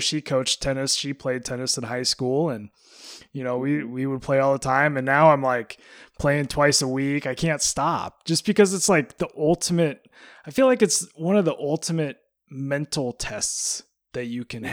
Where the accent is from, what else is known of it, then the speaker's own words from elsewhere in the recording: Alaska, United States; moved away; growing up in Alaska, we just got tennis at my high school